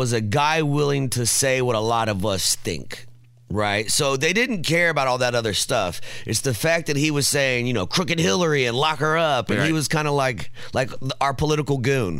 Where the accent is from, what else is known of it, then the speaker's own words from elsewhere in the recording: Indianapolis, Indiana, United States; I was the only Latino I knew growing up, talking about southwest side of Indianapolis